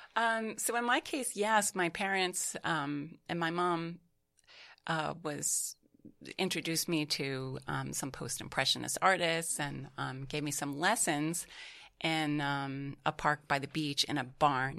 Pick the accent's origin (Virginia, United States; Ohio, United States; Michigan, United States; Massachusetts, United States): Massachusetts, United States; Beverly; now in New York City, United States; I was introduced to Montserrat College of Art in my hometown of Massachusetts, um, Beverly, Massachusetts